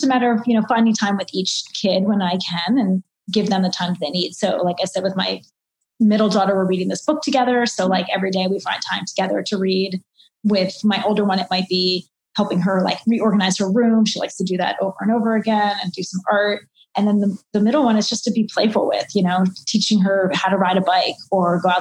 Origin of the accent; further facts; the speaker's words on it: Maryland, United States; moved away; also born or lived in Washington, District of Columbia, United States; I was only a half hour away from home because I grew up in Maryland